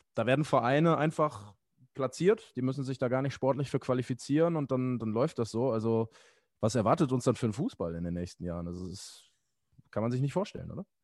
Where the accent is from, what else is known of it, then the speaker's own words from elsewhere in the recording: Essen, North Rhine-Westphalia, Germany; als Essener